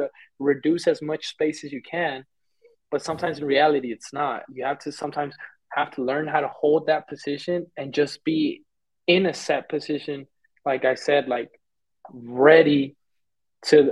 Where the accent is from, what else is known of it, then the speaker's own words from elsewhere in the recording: Fort Worth, Texas, United States; first language Spanish; moved away as an adult; now in Mexico; I'm from Fort Worth, Texas